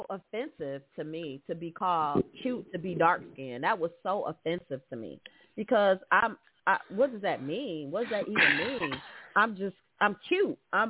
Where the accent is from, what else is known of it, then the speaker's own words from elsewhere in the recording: the North, United States; moved away; also born or lived in the South; I grew up in the North